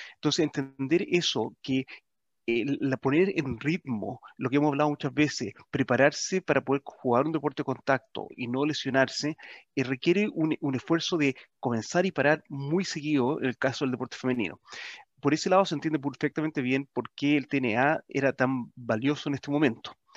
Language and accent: Spanish; Chile